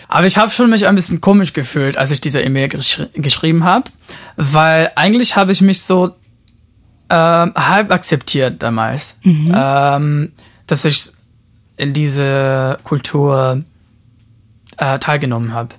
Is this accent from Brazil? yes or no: yes; São Paulo, Brazil; moved away; ich bin in Brasilien geboren, in São Paulo